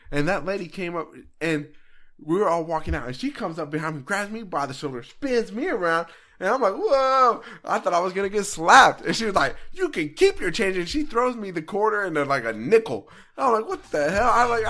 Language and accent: English; Arizona, United States; Yeah. I grew up in Arizona.